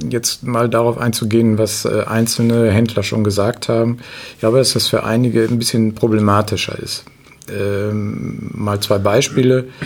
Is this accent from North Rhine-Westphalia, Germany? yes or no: no; Cuxhaven, Lower Saxony, Germany; moved away as an adult; now in East Frisia, Germany; Ich komme aus Cuxhaven.